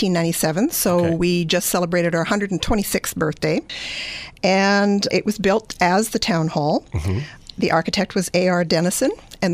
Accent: just outside of Edmonton, Alberta, Canada; moved away as an adult; also born or lived in Greater Toronto Area, Ontario; now in Walkerton, Canada; I grew up just outside of Edmonton, Alberta.

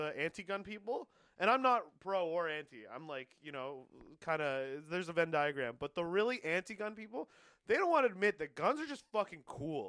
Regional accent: Canada; As a kid in growing up in Canada in the system where they come to our high school

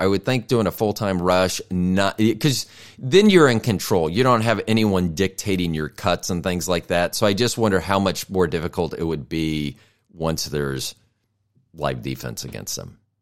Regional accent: Tampa, Florida, United States; born or raised there

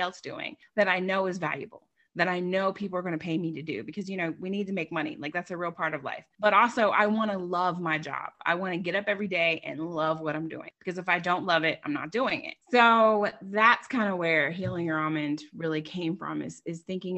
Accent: Long Island, New York, United States; now in Wilmington, United States; I grew up in Long Island, New York.

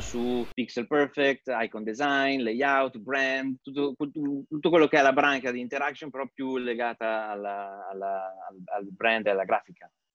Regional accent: Pieve di Cento, Emilia-Romagna, Italy; moved away as an adult; also born or lived in London / New York / California; now in Zurich, Switzerland; vengo da Pieve di Cento, in provincia di Bologna

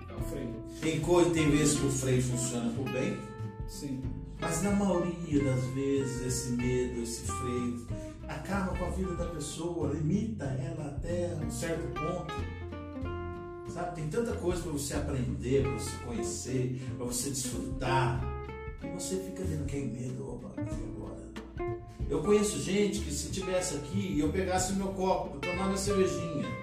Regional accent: Aparecida, Brazil; moved away; nascido e criado em Santa Terezinha. Santa Terezinha, Minas

